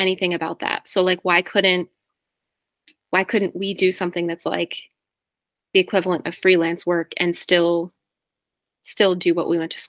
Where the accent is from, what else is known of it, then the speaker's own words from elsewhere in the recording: New Jersey, United States; moved away; also born or lived in Boston; I'm from New Jersey